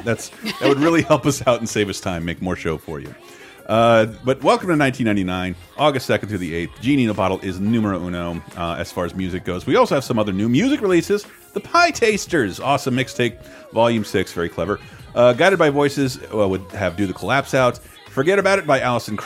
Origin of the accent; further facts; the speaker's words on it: United States; I'm an American.